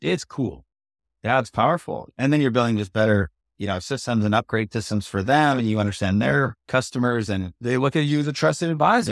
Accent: Canada; I'm Canadian

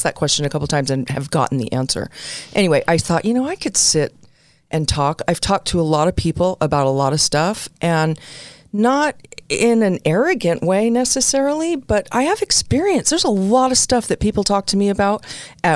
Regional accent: New York City, New York, United States; moved away; also born or lived in New Jersey; I was born in the Bronx, raised a little bit in Jersey

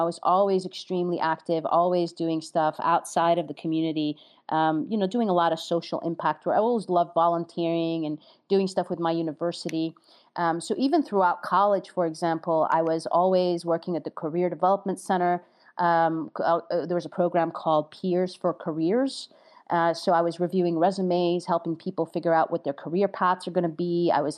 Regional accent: New York, United States; I'm a New Yorker, and getting a New Yorker stuck in Jersey is the last thing you want to do.

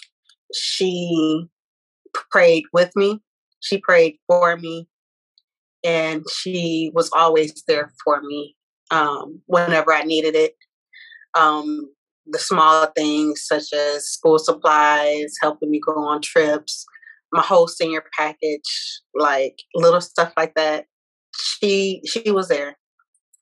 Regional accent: Grand Rapids, Michigan, United States; I'm from Grand Rapids

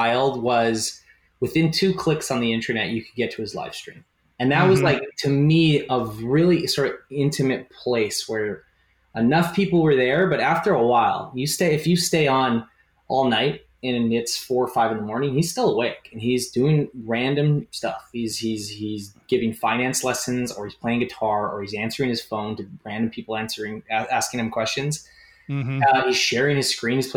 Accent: Canada; I'm a Canadian

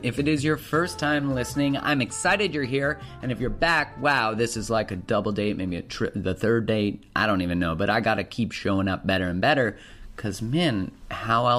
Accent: Alberta, Canada; I'm from Alberta, which is the Texas of Canada.

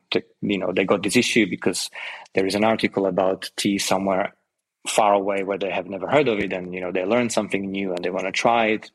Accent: Slovakia; moved away as an adult; also born or lived in London, United Kingdom; now in Portugal; I'm originally from Slovakia. I lived in London for about 12 years

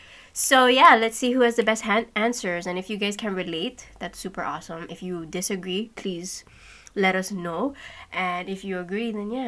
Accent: Sint Maarten; moved away; we're both born on the Dutch side and we both grew up there.

